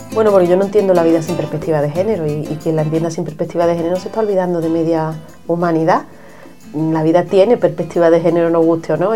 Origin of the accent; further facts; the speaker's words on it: Seville, Andalusia, Spain; soy nacida en Sevilla